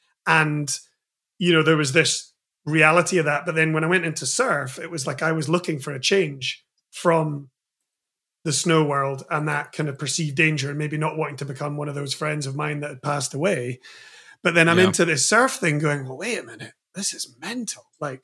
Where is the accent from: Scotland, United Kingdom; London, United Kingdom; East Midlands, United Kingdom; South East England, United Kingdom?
Scotland, United Kingdom; Edinburgh; And you know, growing up in Edinburgh in Scotland at that point, it wasn't that well known that we could surf.